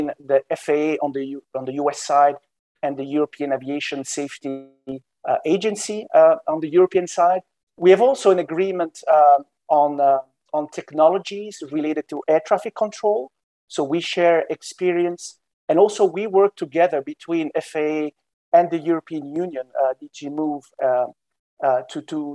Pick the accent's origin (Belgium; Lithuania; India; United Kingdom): Belgium; Brussels, Brussels-Capital Region; moved away as an adult; now in Washington, D.C., United States; I'm from Belgium originally. My name is in South Belgium. I have Balkanic roots, you know, Western Balkans, but I was born in Brussels.